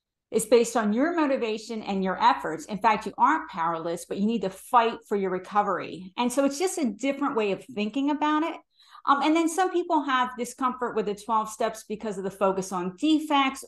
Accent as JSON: {"language": "English", "region": "New Jersey", "country": "United States", "tie": "born or raised there", "moved": "yes", "lives_now": "Bay Area, United States", "said": "my hometown in New Jersey"}